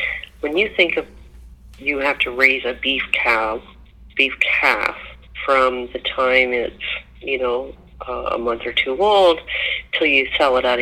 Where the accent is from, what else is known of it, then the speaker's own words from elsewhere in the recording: Amish country, Ontario, Canada; I grew up in Amish country, way back when I was a child